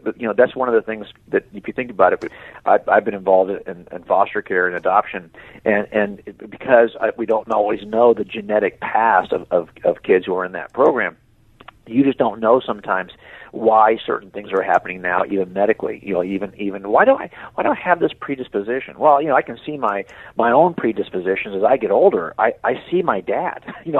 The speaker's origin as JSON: {"language": "English", "region": "Scotland", "country": "United Kingdom", "said": "look, I thought I was German, but I'm not German, I'm Scottish."}